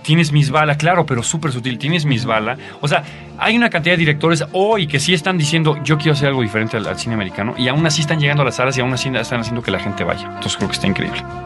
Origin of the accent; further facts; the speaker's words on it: Mexico; also born or lived in Argentina; me convertí en el mejor mexicano que ustedes se pueden imaginar